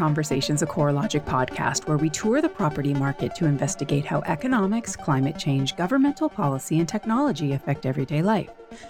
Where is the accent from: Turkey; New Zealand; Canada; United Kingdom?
Canada; now in United States; I grew up in Canada.